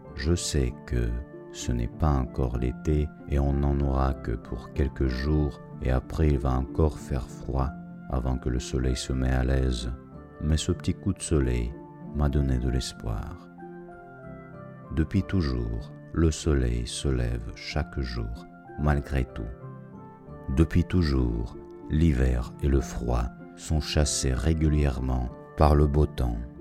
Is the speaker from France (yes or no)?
no; Russia; moved away as an adult; mon pays